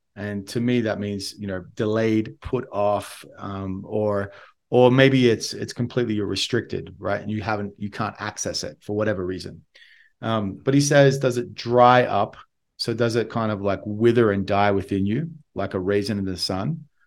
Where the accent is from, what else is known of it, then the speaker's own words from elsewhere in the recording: Australia; accent: Australian; my Australian accent